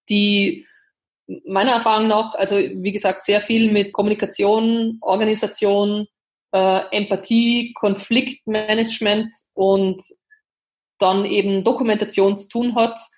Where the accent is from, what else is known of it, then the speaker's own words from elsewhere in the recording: Linz, Upper Austria, Austria; Also ich bin ja jetzt aus Linz, äh, ist ja die zweitgrößte oder die drittgrößte Stadt in Österreich und befindet sich ja mitten in Oberösterreich.